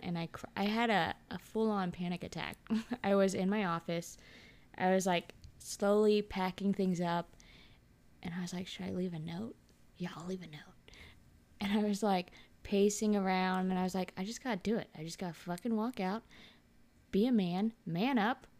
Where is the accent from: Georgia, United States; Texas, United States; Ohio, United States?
Texas, United States; Dallas; moved away as an adult; now in California, United States; I grew up in Texas